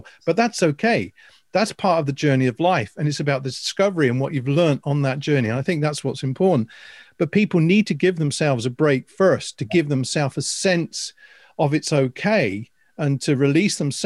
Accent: Northamptonshire, East Midlands, United Kingdom; I came from Northamptonshire. My careers officer at Williston School was saying

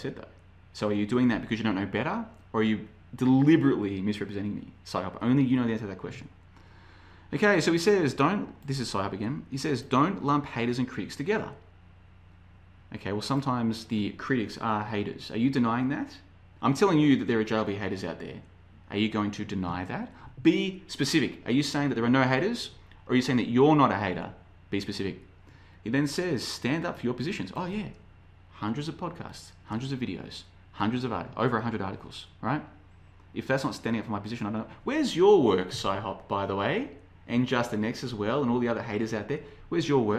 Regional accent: Australia; moved away; I'm from Australia originally.

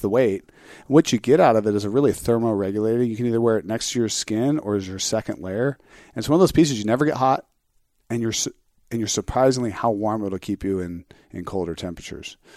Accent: Orange County, California, United States; where I grew up in Orange County

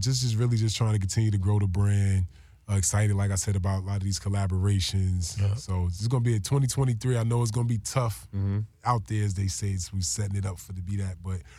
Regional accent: New Jersey, United States; So, yeah, getting on the East Coast, we feel like I'm from Jersey. You know what I'm saying? Mm-hmm. I got all kinds of roots.

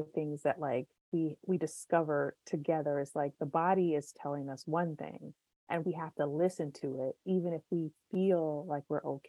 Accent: United States; we are from the United States of America

